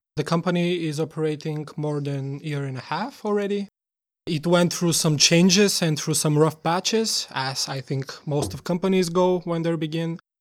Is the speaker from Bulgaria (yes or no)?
yes; Bulgaria; moved away as an adult; now in Denmark; We are both from Bulgaria, and for me, I, it's already been almost five years since I'm in Denmark